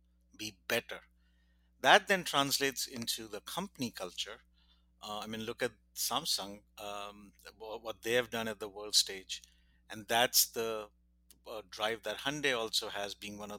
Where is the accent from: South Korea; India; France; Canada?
India; moved away; I grew up in India